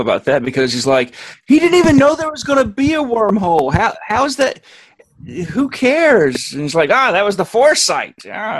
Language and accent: English; Alabama, United States; moved away as an adult; now in Virginia, United States; I'm from Alabama. And I was living in Alabama when this show aired.